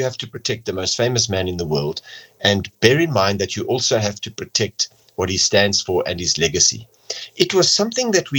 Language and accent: English; South Africa; first language English; Me as an English-speaking South African